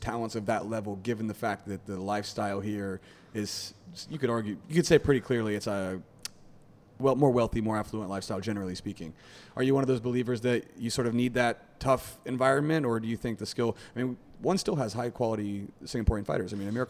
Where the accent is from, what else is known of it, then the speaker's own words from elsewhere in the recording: United States; I mean, I grew up wrestling in America